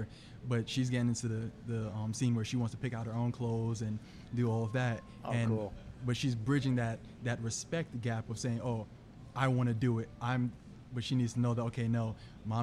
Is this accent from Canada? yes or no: no; Jamaica; I'm Jamaican, so my parents were very strict growing up